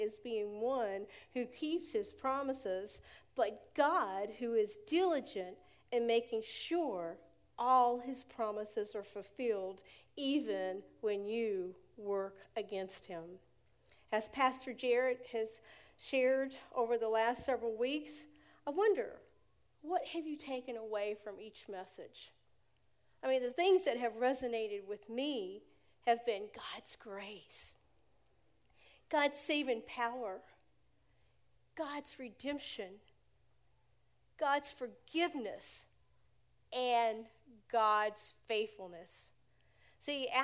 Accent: United States; moved away as an adult; also born or lived in Tampa, Florida; he wanted me to move home to Elton. I moved home 23 years ago

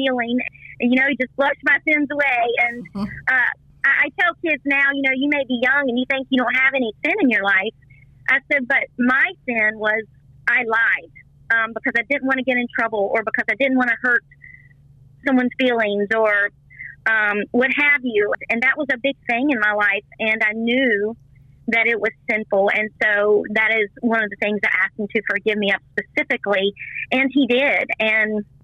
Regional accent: Vinton, Virginia, United States; accent: country; also born or lived in Roanoke, Virginia; now in Virginia Beach, United States; I actually grew in a little town called Vinton, Virginia, near the lake

